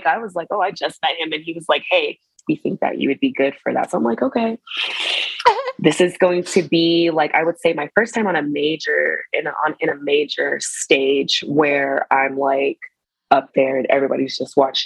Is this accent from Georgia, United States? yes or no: yes; Atlanta, Georgia, United States; moved away as an adult; also born or lived in South Korea; now in Las Vegas, United States; I'm from Atlanta.